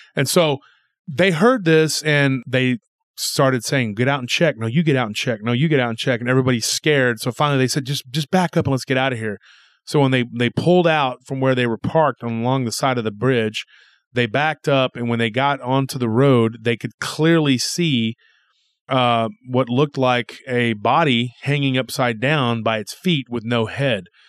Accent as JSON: {"language": "English", "area": "Granger", "region": "Texas area", "country": "United States", "tie": "born or raised there", "said": "that area of my hometown"}